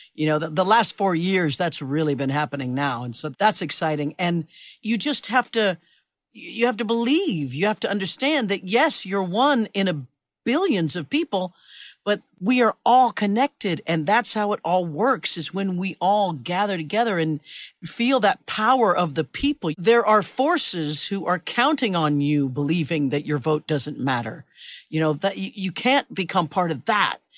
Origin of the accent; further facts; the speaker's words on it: Kansas, United States; I grew up in Kansas